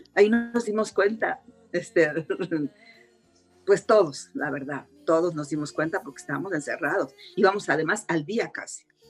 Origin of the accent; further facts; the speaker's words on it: Mexico; soy mexicana